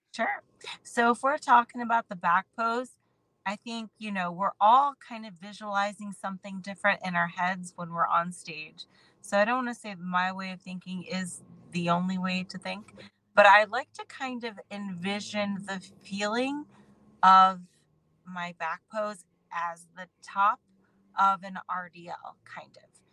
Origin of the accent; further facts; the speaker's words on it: Akron, Ohio, United States; I'm a girl from Akron, Ohio